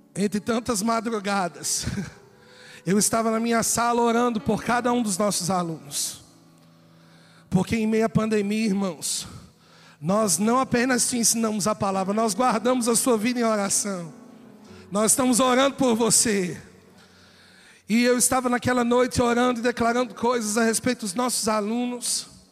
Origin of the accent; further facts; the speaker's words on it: São Paulo, Brazil; E eu sou paulista